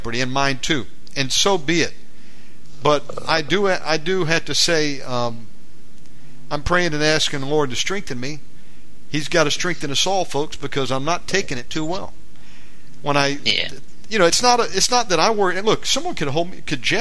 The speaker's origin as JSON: {"language": "English", "country": "United States", "moved": "yes", "lives_now": "Bali, Indonesia", "said": "I'm an American"}